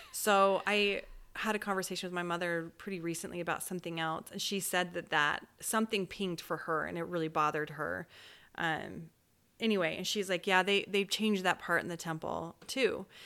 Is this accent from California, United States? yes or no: no; Orem, Utah, United States; I grew up in Orem, Utah